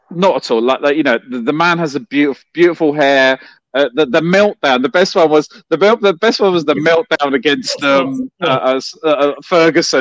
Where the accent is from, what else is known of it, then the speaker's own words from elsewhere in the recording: London, United Kingdom; I grew up in West London